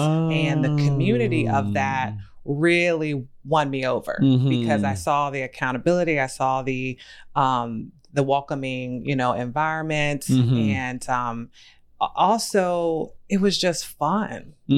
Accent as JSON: {"language": "English", "region": "Virginia", "country": "United States", "also_born_or_lived": "Maryland", "moved": "yes", "said": "I'm from the South. I'm from Virginia."}